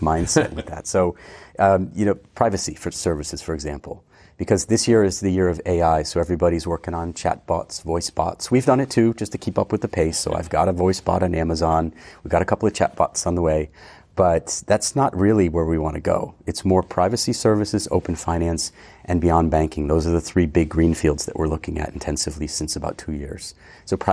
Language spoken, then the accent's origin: English; near Boston, Massachusetts, United States; moved away as an adult; also born or lived in London; now in Switzerland; I'm originally from near Boston, 2 hours west, and we have more horses than people, basically. Okay. Grew up playing ice hockey